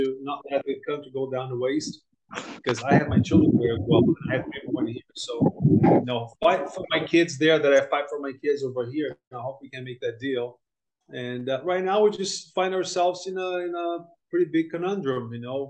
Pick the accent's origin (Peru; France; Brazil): Brazil; also born or lived in United States / Europe / Japan; I'm from Brazil originally. I was born here, but was basically raised in the US, Europe, and a little bit of Japan, mostly US.